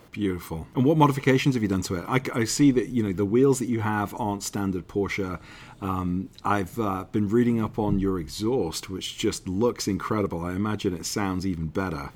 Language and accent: English; United Kingdom; As a Brit